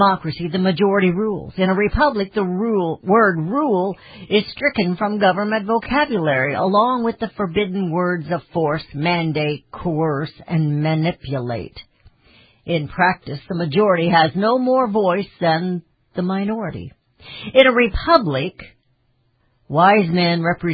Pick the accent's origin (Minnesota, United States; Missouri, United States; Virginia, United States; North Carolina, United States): Missouri, United States; I'm from Missouri